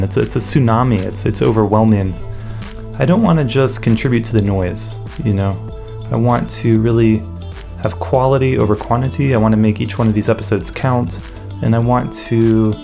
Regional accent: Raleigh, North Carolina, United States; moved away; I grew up in Raleigh, North Carolina

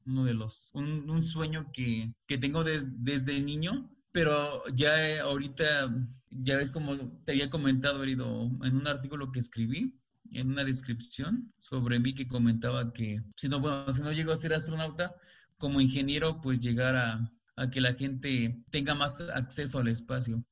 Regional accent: Xalapa, Veracruz, Mexico; moved away as an adult; now in Mexico City, Mexico; Yo soy de Jalapa, Veracruz

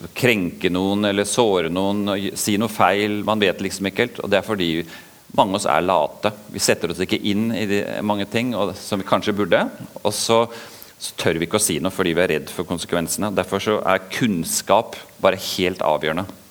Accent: Oslo, Norway; accent: østlandsk, Oslo dialect; also born or lived in Vågsbygd, Kristiansand; now in Kristiansand, Norway; Dere hører jo at jeg snakker østlandsk eh, Oslo-dialekt, for det er der jeg vokste opp

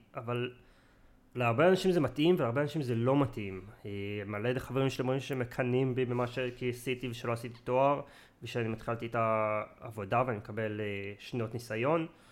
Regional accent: Israel; moved away as an adult; also born or lived in England; now in near London, United Kingdom; נולדתי בארץ, חייתי רוב החיים שלי בארץ

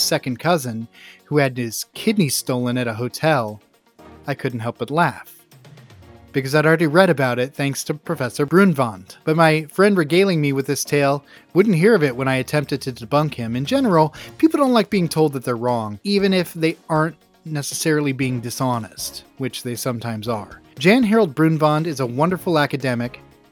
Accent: Grants Pass, Oregon, United States; since starting in my hometown of Grants Pass, Oregon in the 90s

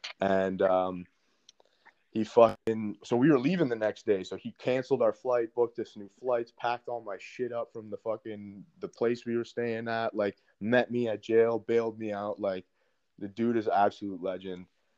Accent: Canada; I'm from Canada. The phone's not letting me fucking call home.

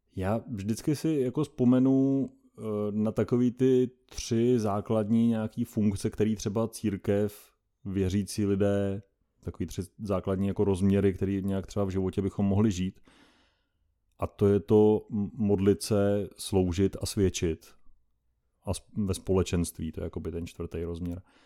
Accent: Doubravice, Pardubice Region, Czechia; pocházím z východních Čech, z malé vesnice, jmenuje se Doubravice, je to u Litomyšle

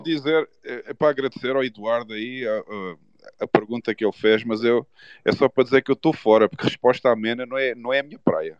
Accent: Portimão, Algarve, Portugal; moved away as an adult; also born or lived in Lisbon, Portugal; eu já estava na minha terrinha, lá no sul, no Algarve, em Portimão

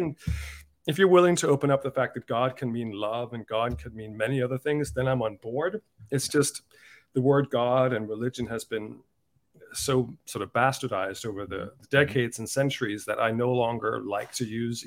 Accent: Denmark; moved away as an adult; also born or lived in Dublin, Ireland; now in United States; I was brought up in Denmark

